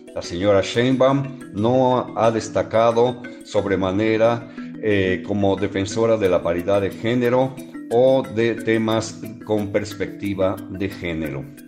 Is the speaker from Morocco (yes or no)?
no; Mexico; Así de dicharacheros como somos los mexicanos